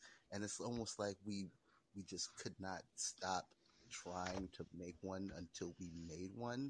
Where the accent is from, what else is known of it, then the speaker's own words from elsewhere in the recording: New York City, New York, United States; I was born and bred in Brooklyn